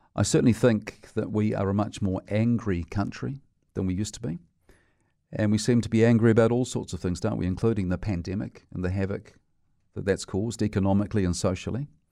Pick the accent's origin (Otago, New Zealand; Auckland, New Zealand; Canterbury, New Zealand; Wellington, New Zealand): Otago, New Zealand; Dunedin; I grew up in Dunedin, and I went to a high school there that was terribly violent